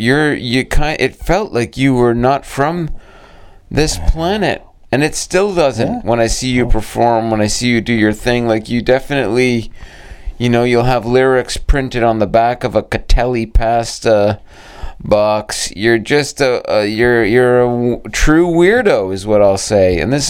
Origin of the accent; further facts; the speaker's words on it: Brampton, Ontario, Canada; you know damn well where I'm from, Brampton, Ontario, the home of culture herself.